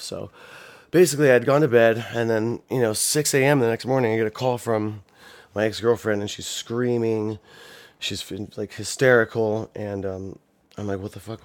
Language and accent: English; Ohio, United States; born or raised there